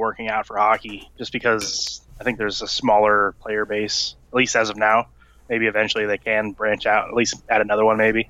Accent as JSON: {"language": "English", "region": "East Coast of Florida", "country": "United States", "tie": "born or raised there", "moved": "yes", "lives_now": "Tampa area, United States", "said": "I grew up on the East Coast"}